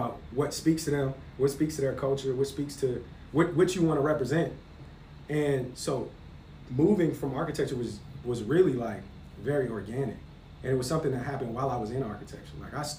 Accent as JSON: {"language": "English", "region": "North Carolina", "country": "United States", "tie": "born there", "also_born_or_lived": "Hawaii / Florida / Cincinnati", "said": "I was born in North Carolina"}